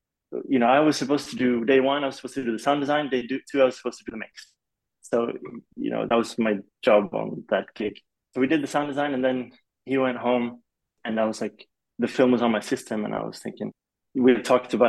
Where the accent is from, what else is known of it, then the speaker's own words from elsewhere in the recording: Kuala Lumpur, Malaysia; moved away as an adult; I'm half Swedish, half Polish, and my dad's Swedish, my mom's Polish. And so because of my dad's job, I grew up in Malaysia. So I grew up in Kuala Lumpur. I was there from the age of 8 to 18.